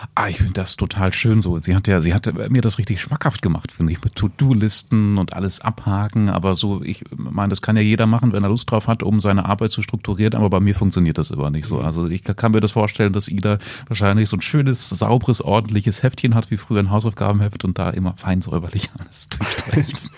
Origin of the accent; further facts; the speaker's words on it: Salzgitter, Lower Saxony, Germany; die Salzgitter Zeitung in meiner Heimat